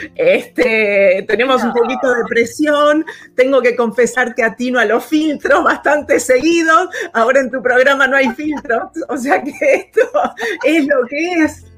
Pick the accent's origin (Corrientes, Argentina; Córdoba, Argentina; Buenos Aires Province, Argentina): Buenos Aires Province, Argentina; moved away as an adult; now in Los Angeles, United States; soy, soy de Buenos Aires, nacida y, crecida allí